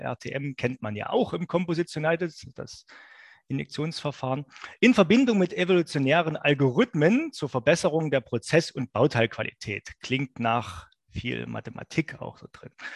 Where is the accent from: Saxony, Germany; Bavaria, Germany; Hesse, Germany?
Saxony, Germany; accent: Saxon; ich könnte jetzt als Sachse auch so reden, dass Sie mich nicht verstehen